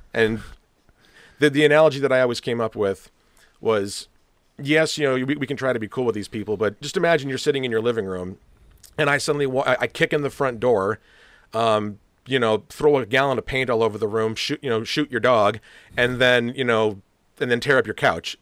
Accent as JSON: {"language": "English", "town": "Rochester", "region": "New York", "country": "United States", "tie": "born or raised there", "moved": "yes", "said": "I'd actually grown up in Rochester"}